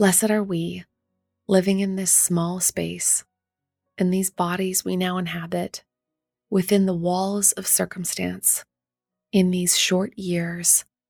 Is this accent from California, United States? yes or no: no; Durham, North Carolina, United States; my hometown of Durham, North Carolina